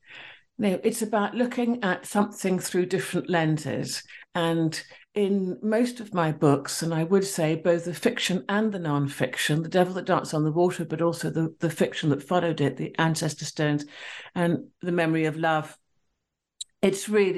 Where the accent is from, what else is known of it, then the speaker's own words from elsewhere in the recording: Sierra Leone; the person who introduced me mentioned the fact that I was from Sierra Leone